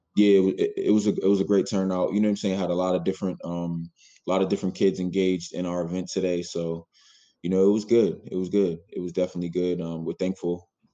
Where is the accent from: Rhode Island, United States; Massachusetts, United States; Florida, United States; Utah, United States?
Massachusetts, United States; Boston; I'm a kid from Roxbury